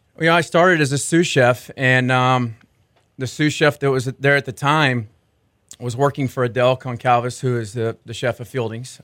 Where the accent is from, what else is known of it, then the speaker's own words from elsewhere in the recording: Arlington, Texas, United States; I grew up in Arlington, Texas, um, in between Dallas and Fort Worth